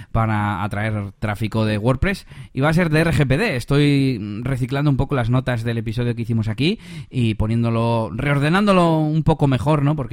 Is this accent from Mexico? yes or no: no; Castile and León, Spain; tuve que, viajar porque era en, la, en las merindades, en la zona de mi pueblo, de hecho ya me quedé allí hasta el domingo